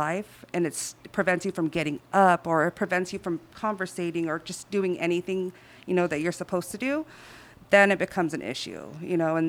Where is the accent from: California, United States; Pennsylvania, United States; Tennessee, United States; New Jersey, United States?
California, United States; San Diego; I grew up in Barrio Logan